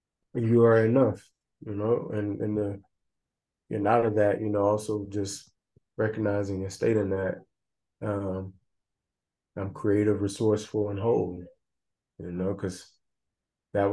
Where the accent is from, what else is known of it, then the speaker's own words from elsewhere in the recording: the South, United States; I always knew about racism and, you know, growing up in the South, segregation and discrimination and prejudice